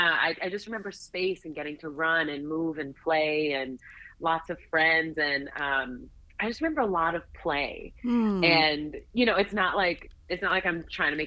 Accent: Lomé, Maritime, Togo; also born or lived in Washington, D.C., United States; I was born in Washington, D.C., but my dad took a job shortly after I was born that took us to Lomé, Togo, just to summarize what that movement was.

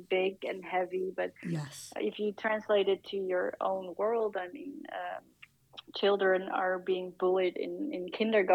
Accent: Netherlands; my home country of the Netherlands

